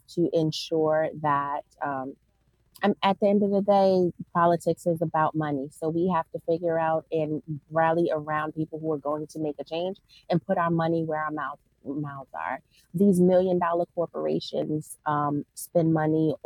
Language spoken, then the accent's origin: English; Newark, New Jersey, United States; I grew up in North New Jersey